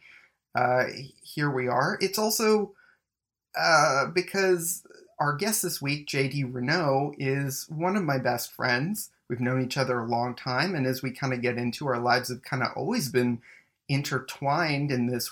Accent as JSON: {"language": "English", "town": "Mississauga", "region": "Ontario", "country": "Canada", "tie": "born or raised there", "also_born_or_lived": "Winnipeg", "moved": "yes", "lives_now": "Toronto, Canada", "said": "we also grew up, like, a couple minutes away from each other. Me in Mississauga, you in Oakville"}